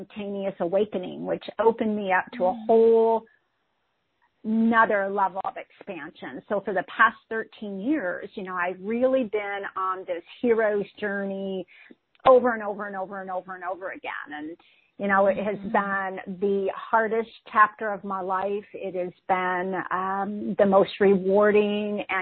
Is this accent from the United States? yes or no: yes; Midwest, United States; I grew up in the Midwest into a highly dysfunctional family